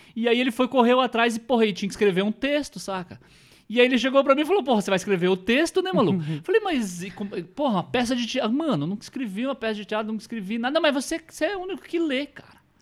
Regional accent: northern Paraná, Brazil; próximo lá de onde eu sou, do norte do estado

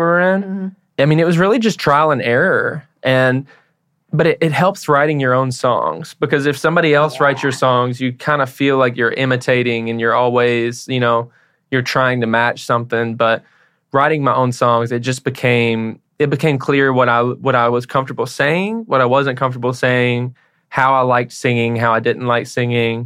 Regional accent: Paris, Tennessee, United States; also born or lived in Nashville, Tennessee; I was born in Nashville and I grew up in a small town called Paris, Tennessee

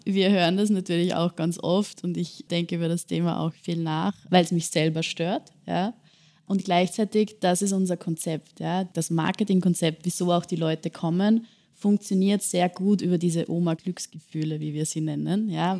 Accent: Bad Ischl, Upper Austria, Austria; now in Vienna, Austria; Also ich komme selbst nicht aus Wien, sondern aus Bad Ischl in Oberösterreich, kleinere Stadt bin dort auch mit meinen Großeltern und meiner Familie groß geworden.

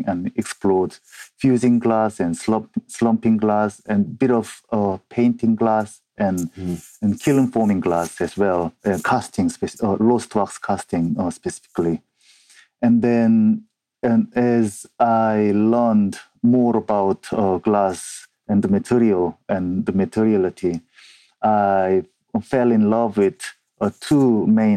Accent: South Korea; English is a second language; moved away as an adult; now in Edinburgh, United Kingdom; I'm originally from South Korea. I have been living and working in Edinburgh, Scotland for over 14 years

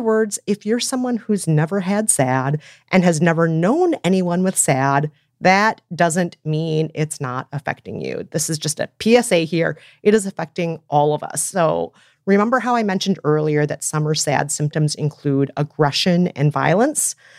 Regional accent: Minnesota, United States; my hometown, Minnesota

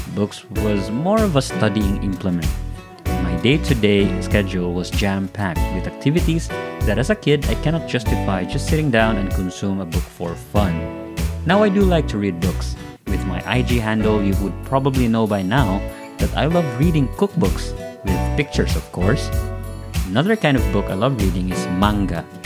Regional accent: Philippines; as Filipino

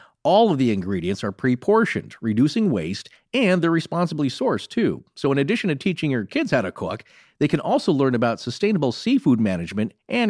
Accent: United States; also born or lived in Northern Idaho / Montana; Eastern Washington. Northern Idaho area. Oh, that's where I grew up.

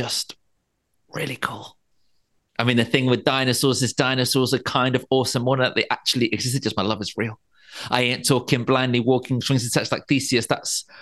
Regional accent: London, United Kingdom; moved away as an adult; now in Margate, United Kingdom; I grew up in London. And I now live down by the sea in Margate

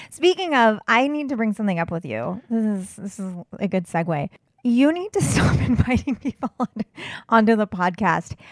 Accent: California, United States; moved away; growing up in California

